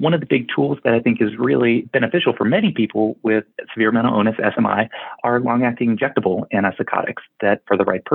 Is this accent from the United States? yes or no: yes; Charlotte, North Carolina, United States; I grew up in Charlotte, North Carolina, and have my practice here in Huntersville, just outside of Charlotte